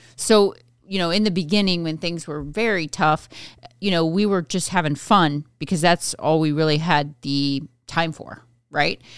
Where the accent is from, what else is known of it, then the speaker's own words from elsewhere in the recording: Midwest, United States; I grew up in the Midwest